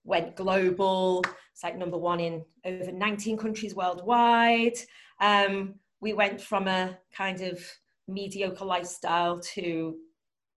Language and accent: English; Liverpool, North West England, United Kingdom; I was born and raised in Liverpool.